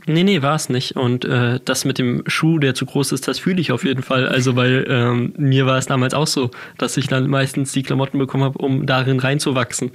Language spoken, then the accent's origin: German; Hamburg, Germany; Ich bin äh, damals in Hamburg geboren, relativ schnell haben sich meine Eltern dann getrennt. Ich bin dann äh, eine Zeit lang bei meinem Vater, eine Zeit lang bei meiner Mutter aufgewachsen